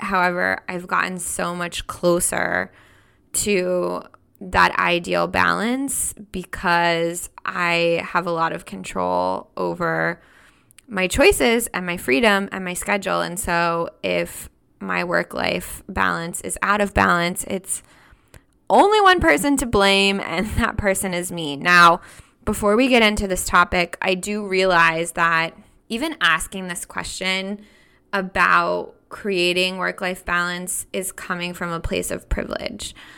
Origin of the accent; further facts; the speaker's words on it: United States; moved away as an adult; also born or lived in Switzerland; I'm an American woman.